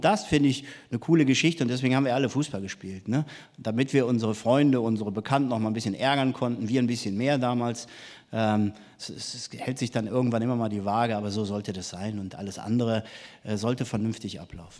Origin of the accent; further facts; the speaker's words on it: Mönchengladbach, North Rhine-Westphalia, Germany; Ich komme aus Mönchengladbach.